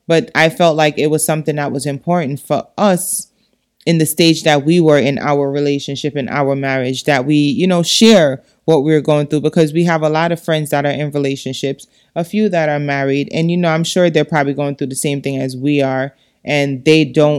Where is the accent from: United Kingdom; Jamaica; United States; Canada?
Jamaica; Because it's something that is disgusting as a Jamaican to feel like, damn, I'm here